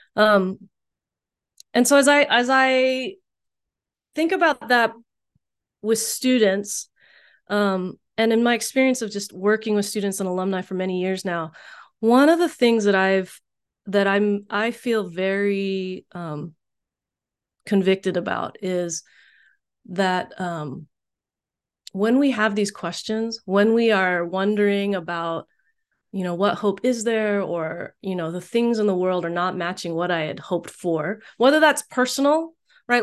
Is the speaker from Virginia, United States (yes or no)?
yes; Richmond, Virginia, United States; also born or lived in Texas; now in Bay Area, United States; growing up in Richmond in the early eighties